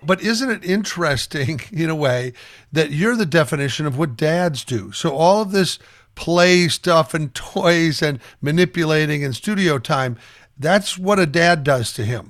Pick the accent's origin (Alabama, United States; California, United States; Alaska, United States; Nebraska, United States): Nebraska, United States; Omaha; I grew up in Omaha, Nebraska